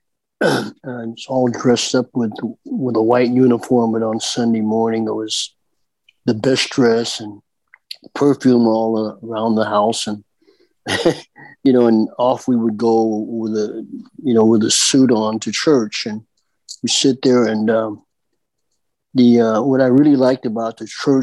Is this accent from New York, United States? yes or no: no; Palm Springs, California, United States; From Palm Springs, California. My home where I was born and raised.